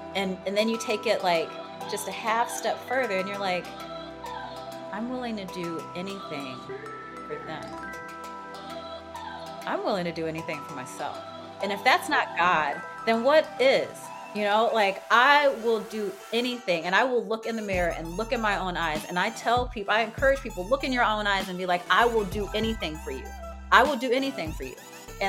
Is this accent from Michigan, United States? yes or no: no; Chicago, Illinois, United States; So my spiritual roots, so I was raised in Chicago in a Baptist family. My grandmother came here from the South when she was about a teenager, so probably in the 50s.